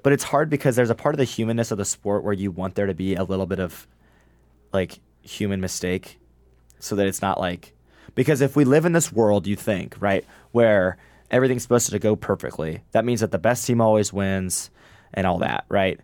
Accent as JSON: {"language": "English", "region": "Illinois", "country": "United States", "said": "I'm from Illinois"}